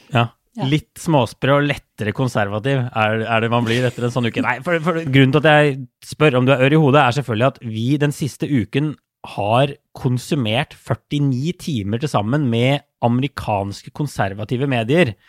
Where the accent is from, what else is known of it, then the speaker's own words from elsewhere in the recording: Norway; som nordmann